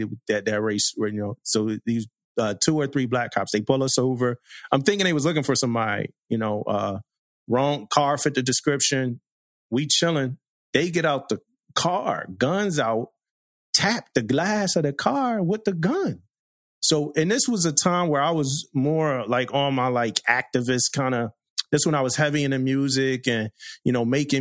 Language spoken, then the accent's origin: English; Philadelphia, Pennsylvania, United States; I grew up in Philly, crazy neighborhood